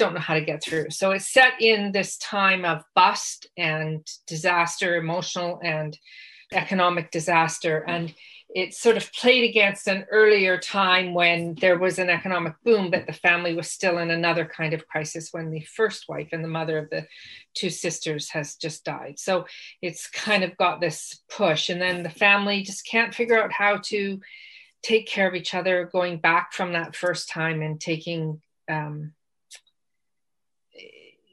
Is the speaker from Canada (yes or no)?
yes; Western Canada, Canada; growing up in the West